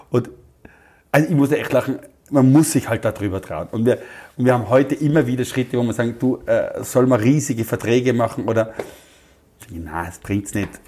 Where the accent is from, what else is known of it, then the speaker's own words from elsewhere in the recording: Austria; ich bin aus Österreich, wir suchen so jemanden